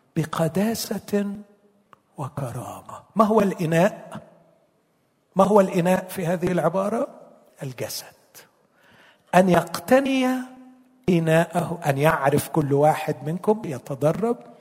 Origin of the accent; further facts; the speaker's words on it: Egypt; عندنا في مصر